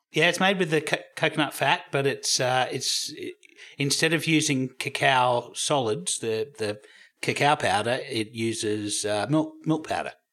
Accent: Australia; I'm Australian

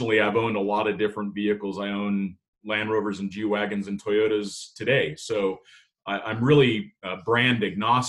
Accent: Southern California, United States; moved away as an adult; also born or lived in Idaho / Italy; I grew up in Southern California. I grew up in a city

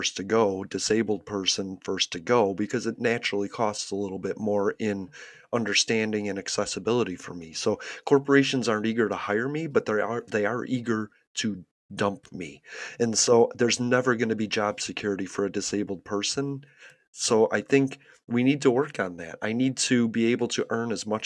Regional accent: United States; as an American

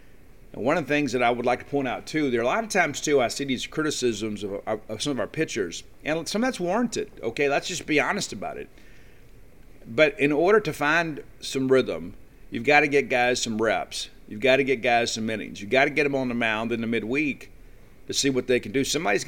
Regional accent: Columbia, Mississippi, United States; moved away; I was in my hometown of Columbia, Mississippi yesterday.

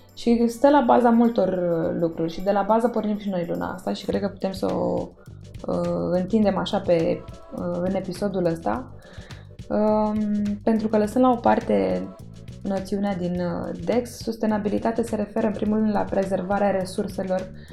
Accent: Romania; Eu m-am născut în România, sunt româncă.

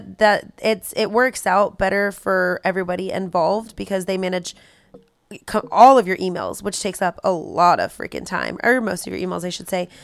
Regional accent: California, United States; We're from California.

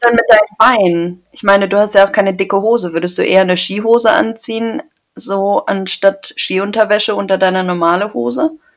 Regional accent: Paderborn, North Rhine-Westphalia, Germany; ich komme aus Paderborn

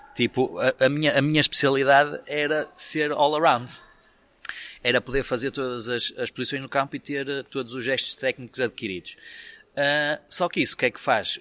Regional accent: Vila Nova de Famalicão, Norte, Portugal; eu sou de Famalicão

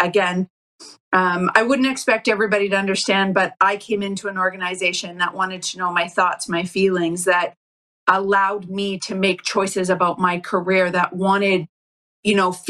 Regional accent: Calgary, Alberta, Canada; moved away as an adult; now in California, United States; growing up in Calgary

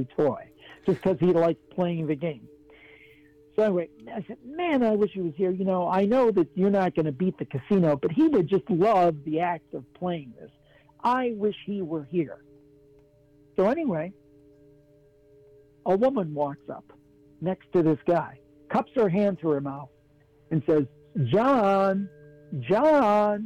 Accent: Ohio, United States; I'm from Ohio, grew up, born and raised in Ohio, but my family was from West Virginia.

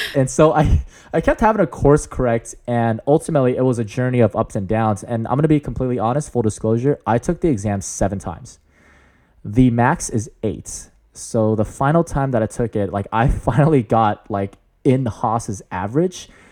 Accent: San Jose, California, United States; I'm born and raised in the Bay Area

